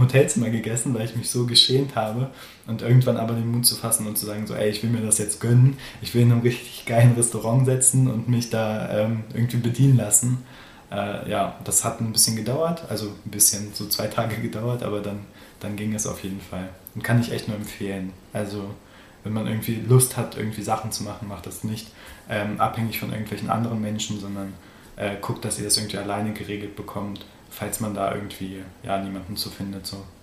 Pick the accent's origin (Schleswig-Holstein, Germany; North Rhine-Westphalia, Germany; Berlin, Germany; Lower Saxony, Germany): Lower Saxony, Germany; Göttingen; moved away as an adult; also born or lived in Hildesheim / Hannover / Bielefeld; now in Dortmund, Germany; ich bin halt in Göttingen aufgewachsen, da in unterschiedlichen Dörfern